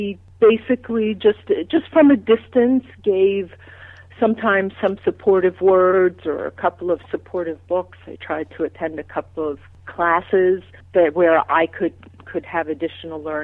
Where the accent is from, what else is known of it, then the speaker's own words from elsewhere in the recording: Long Island, New York, United States; also born or lived in Manhattan, New York; I was born in Manhattan, so started off in a very high-intensity place, and then my family moved out to Long Island to a quieter suburb